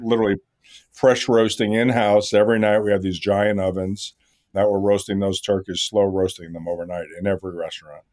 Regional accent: New York, United States; I grew up around Katz's Deli in New York

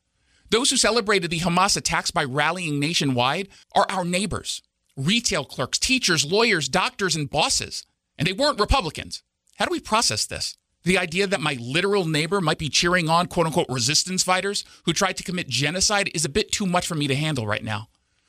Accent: United States; As an American Jew

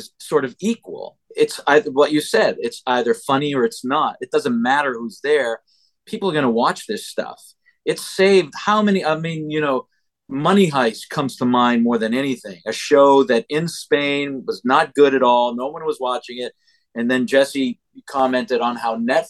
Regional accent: Canada; us Canadians

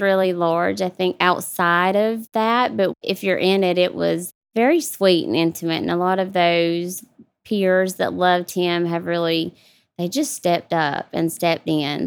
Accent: South Georgia, United States; moved away as an adult; also born or lived in Atlanta, Georgia; here in Georgia, South Georgia. really close to Jacksonville, Florida, about forty-five minutes from the line. So, really small town

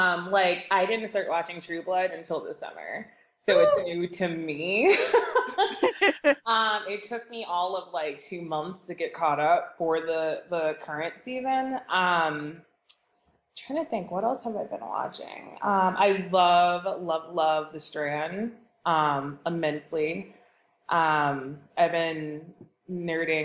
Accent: Connecticut, United States; I am from Connecticut, and it's gorgeous here today

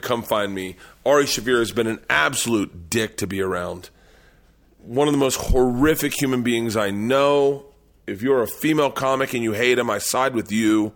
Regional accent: the South, United States; moved away; I grew up in the South

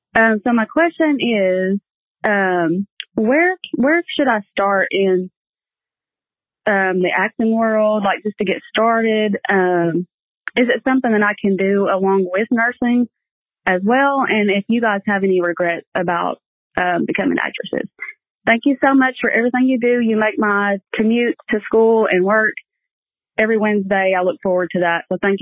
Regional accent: Kentucky, United States; I'm from Kentucky.

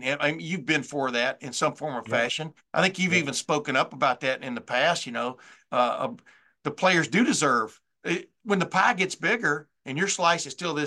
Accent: United States; moved away; also born or lived in Alabama / Texas; I grew up in Alabama and in Texas

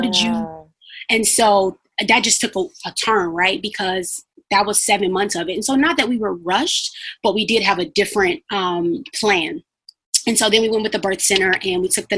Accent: Chicago, Illinois, United States; moved away as an adult; also born or lived in Carbondale; now in St. Louis, United States; So we're originally from Chicago

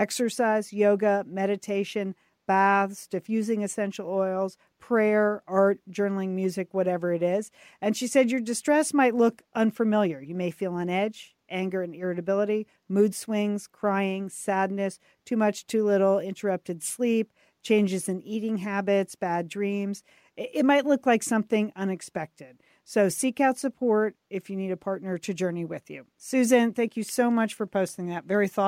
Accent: Midwest, United States; Well, I'm from the Midwest.

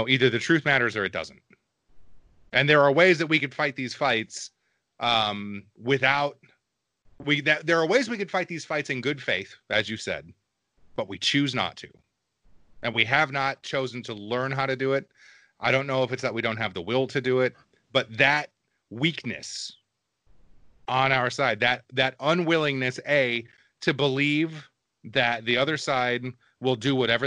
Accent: small town Texas, United States; also born or lived in Michigan; we moved to Texas when I was about five

